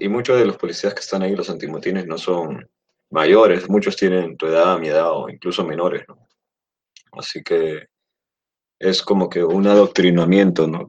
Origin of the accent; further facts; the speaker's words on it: Peru; aquí en mi país, bueno, en nuestro país